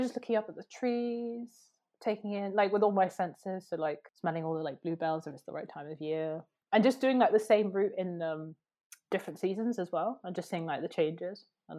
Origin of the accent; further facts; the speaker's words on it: Oxford, South East England, United Kingdom; I care really deeply about, like, where I grew up in Oxford, and I've moved around quite a lot